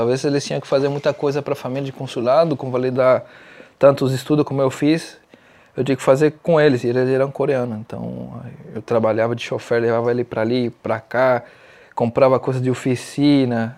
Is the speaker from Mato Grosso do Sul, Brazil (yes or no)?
no; São Caetano do Sul, São Paulo, Brazil; born or raised there; moved away as an adult; also born or lived in Santo André, Brazil; now in Santiago, Chile